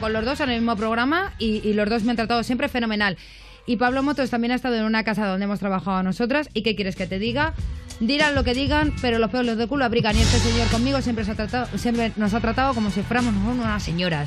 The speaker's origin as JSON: {"language": "Spanish", "town": "Talavera de la Reina", "region": "Castilla-La Mancha", "country": "Spain", "moved": "yes", "lives_now": "Madrid, Spain", "said": "yo soy de Talavera de la Reina, pero llevo aquí la mitad de mi vida en Madrid"}